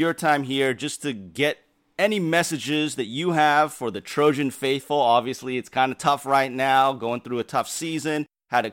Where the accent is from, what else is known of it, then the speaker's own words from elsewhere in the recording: Santa Cruz, California, United States; I grew up in the Northern California area in Santa Cruz